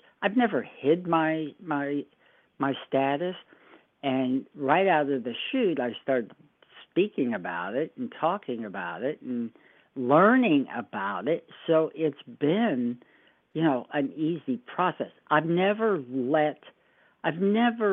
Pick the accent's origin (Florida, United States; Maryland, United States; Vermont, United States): Florida, United States; Fort Lauderdale; moved away as an adult; now in Oregon, United States; I grew up in Fort Lauderdale. That was sort of my home base.